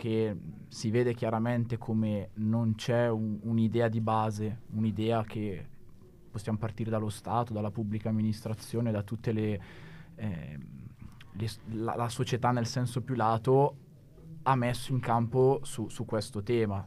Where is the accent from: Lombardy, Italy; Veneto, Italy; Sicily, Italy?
Lombardy, Italy; Bergamo; accent: bergamasco; col mio accento bergamasco